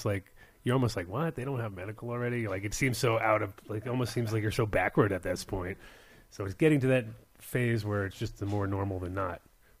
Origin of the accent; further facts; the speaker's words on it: Rhode Island, United States; I grew up in Rhode Island. I know it's the most corrupt little state in the union.